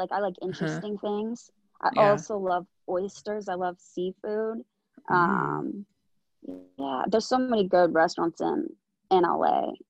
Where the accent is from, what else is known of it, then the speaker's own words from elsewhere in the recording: Vancouver, British Columbia, Canada; I'm from Vancouver, so we have the beaches and the mountains.